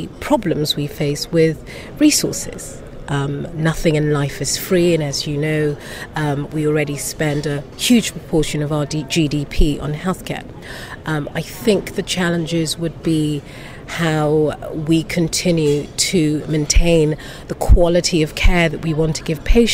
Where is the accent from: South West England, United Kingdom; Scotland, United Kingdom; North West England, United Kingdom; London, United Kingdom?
London, United Kingdom; accent: British; I'm from London